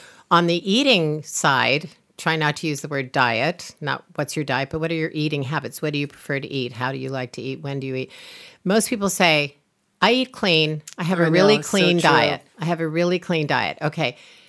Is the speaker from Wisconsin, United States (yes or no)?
no; Iowa, United States; Maybe it's in the way I grew up in Iowa eating corn.